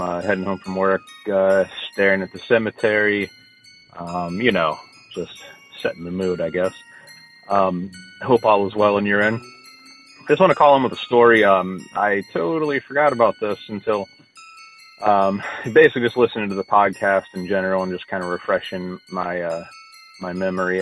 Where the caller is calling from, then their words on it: Morgantown, West Virginia, United States; I'm calling from Morgantown, West Virginia